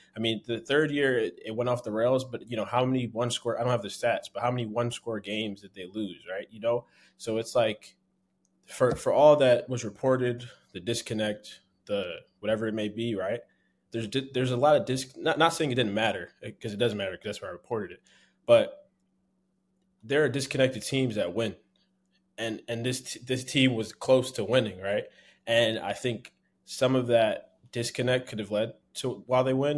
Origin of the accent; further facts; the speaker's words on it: Philadelphia, Pennsylvania, United States; I'm from Philly